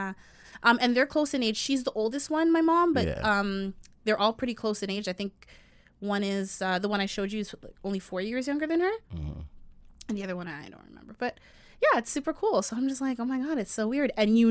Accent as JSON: {"language": "English", "country": "Jamaica", "said": "And y'all wonder why I say I don't want to date a Jamaican man, even though I'm Jamaican."}